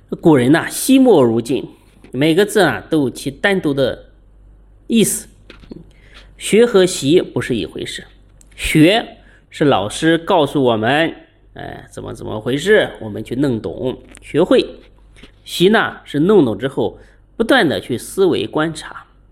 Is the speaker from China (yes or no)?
yes; China; 我们中国人